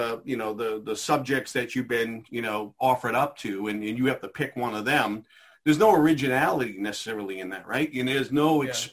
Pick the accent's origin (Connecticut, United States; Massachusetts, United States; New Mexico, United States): Massachusetts, United States; Methuen; I grew up in Methuen. And so I, you know, went to the Methuen school systems